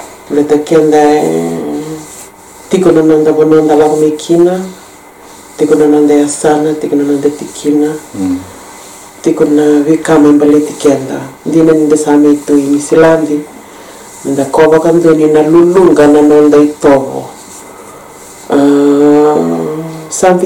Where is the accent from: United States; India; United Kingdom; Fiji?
Fiji; Suva, Central Division; moved away; I was brought up in Suva